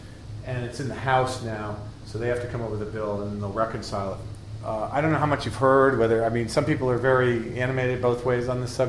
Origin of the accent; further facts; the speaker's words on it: Connecticut, United States; also born or lived in Europe; I'm from Connecticut, and I belong to IAC, the Inventors Association of Connecticut